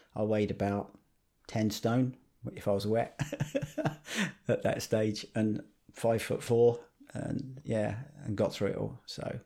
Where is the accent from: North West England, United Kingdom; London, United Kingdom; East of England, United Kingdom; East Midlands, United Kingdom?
East of England, United Kingdom; Harlow; I lived up in Harlow, Newtown in Essex